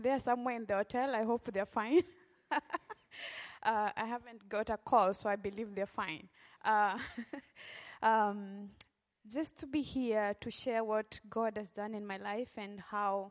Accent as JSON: {"language": "English", "region": "Western Kenya", "country": "Kenya", "tie": "born or raised there", "moved": "as an adult", "lives_now": "Memphis, United States", "said": "I grew up in Western Kenya"}